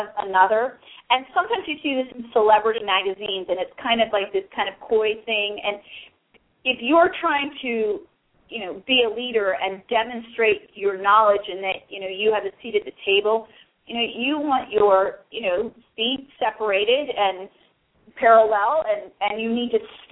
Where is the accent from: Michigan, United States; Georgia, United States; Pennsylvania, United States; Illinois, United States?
Pennsylvania, United States; Philadelphia; I'm from Philly